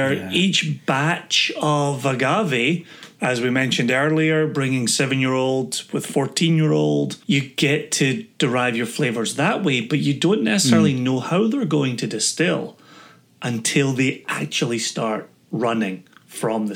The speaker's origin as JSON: {"language": "English", "region": "Scotland", "country": "United Kingdom", "tie": "born or raised there", "moved": "as an adult", "lives_now": "United States", "said": "growing up in Scotland"}